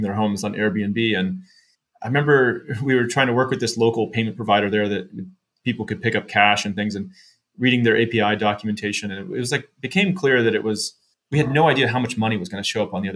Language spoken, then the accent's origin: English; San Jose, California, United States; we were living in San Jose, California, where I grew up in the Bay Area